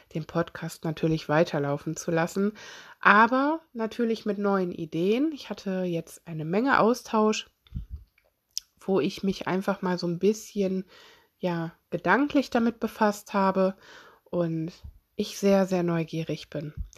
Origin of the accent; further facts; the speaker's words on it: Solingen, North Rhine-Westphalia, Germany; ich komme selber aus Solingen.